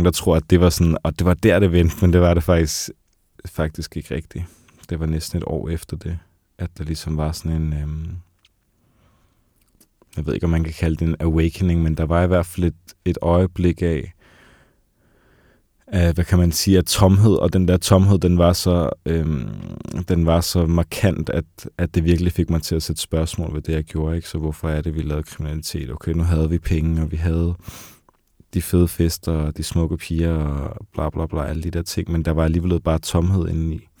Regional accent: Copenhagen, Capital Region of Denmark, Denmark; hvor jeg kommer fra det her meget hårde miljø fra Vesterbro og Nørrebro

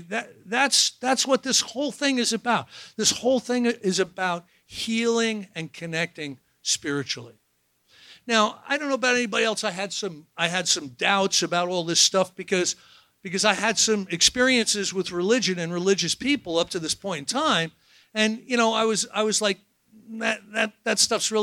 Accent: New Jersey, United States; I'm from New Jersey

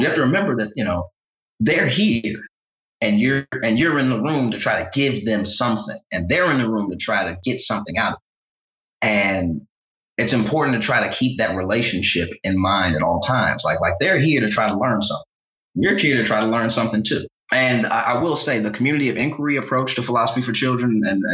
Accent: St. Louis, Missouri, United States; I'm proudly from St. Louis

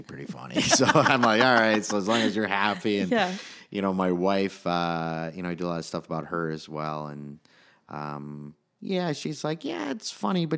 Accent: Michigan, United States; I'm actually from Michigan

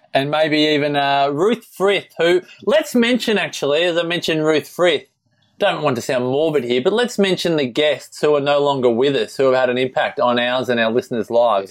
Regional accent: Melbourne, Victoria, Australia; moved away; I grew up in Melbourne, obviously, and I moved up here.

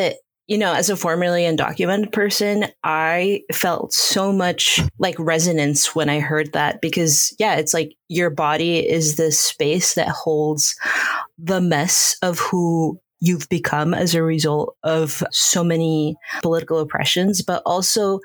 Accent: Peru; now in United States; I still in my body remember so much of what it felt like to be in Peru

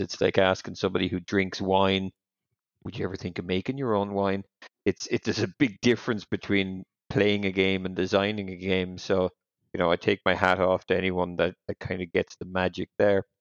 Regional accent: Ireland; I'm Irish

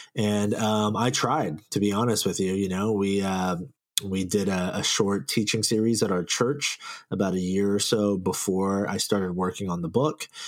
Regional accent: Silicon Valley, California, United States; I grew up here in the Silicon Valley. I've been here my whole life

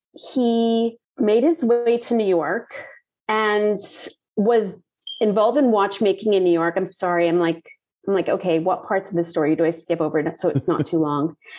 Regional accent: Barbados; moved away as an adult; also born or lived in Puerto Rico / Trinidad / Cayman Islands; we left Puerto Rico and moved to Barbados and remained there

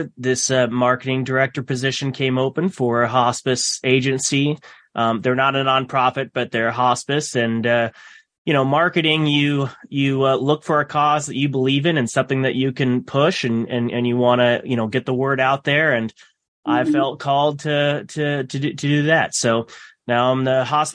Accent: Omaha, Nebraska, United States; I was born and raised here around Omaha area

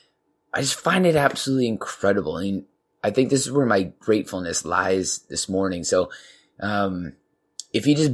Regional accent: Canada; we got Canada, you know, represent my home country

